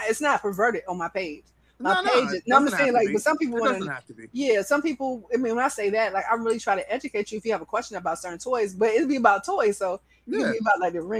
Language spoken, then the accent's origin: English; Atlanta, Georgia, United States; I'm from Atlanta